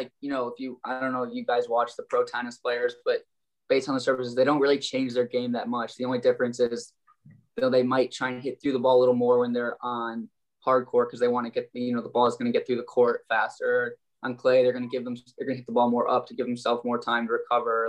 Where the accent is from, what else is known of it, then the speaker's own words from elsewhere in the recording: Detroit, Michigan, United States; I'm from Detroit, Michigan